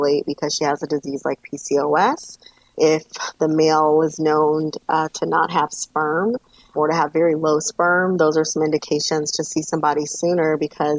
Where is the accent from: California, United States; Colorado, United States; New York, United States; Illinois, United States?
California, United States; Los Angeles; moved away; I am originally from Los Angeles, California